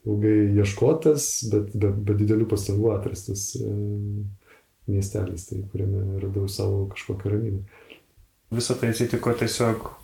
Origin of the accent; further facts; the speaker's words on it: Vilnius, Vilnius County, Lithuania; moved away as an adult; now in Švenčionėliai, Lithuania; aš esu Vilnietis. Man visuomet būdavo tokia stigma, aš blogai jausdavausi Vilniui nors esu pats gimęs ir užaugęs Vilniui.